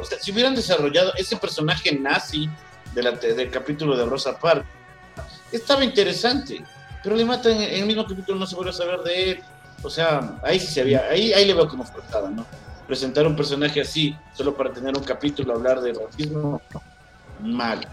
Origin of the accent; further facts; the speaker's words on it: Ecuador; soy de Ecuador, tengo 31 años